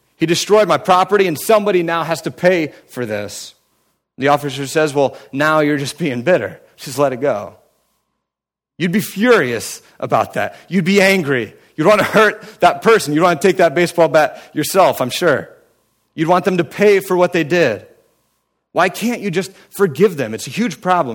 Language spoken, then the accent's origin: English; United States; now in Cleveland, United States; I grew up in Amish country